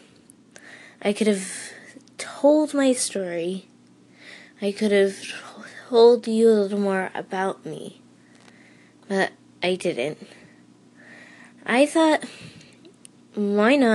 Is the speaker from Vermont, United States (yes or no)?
yes; Vermont, United States; I am from Vermont, a really small town